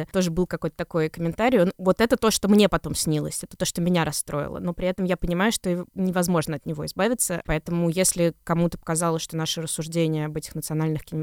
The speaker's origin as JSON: {"language": "Russian", "region": "Saint Petersburg", "country": "Russia", "tie": "born or raised there", "said": "Я остаюсь девочкой из Петербурга, выросшей на улице разбитых фонарей"}